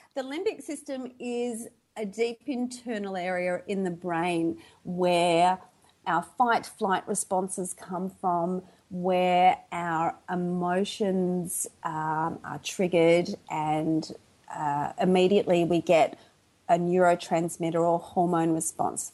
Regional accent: Melbourne, Victoria, Australia; accent: Aussie; moved away as an adult; now in Sydney, Australia; originally I'm from Melbourne, Victoria, in Australia. So I live in Australia, but now I'm living in Sydney. I've probably been in Sydney for about 22 years now

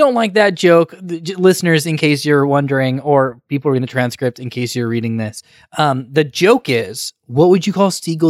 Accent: United Kingdom; Well, I'm British.

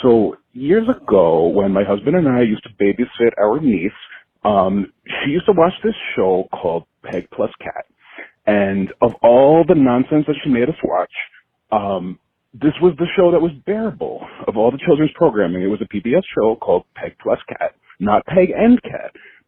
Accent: New York City, New York, United States; I am from Staten Island, but I'm calling you from P-Town

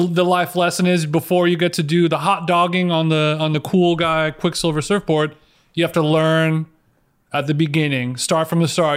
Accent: Orange County, California, United States; I grew up in Orange County, so late nineties, I was in high school in Orange County.

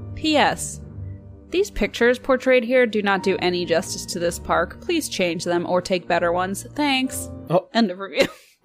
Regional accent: Illinois, United States; Parentheses, I'm from Illinois.

